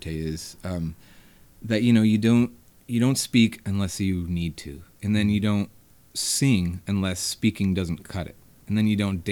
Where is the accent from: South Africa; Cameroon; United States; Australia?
United States; Hendersonville, North Carolina; born or raised there; also born or lived in Asheville, North Carolina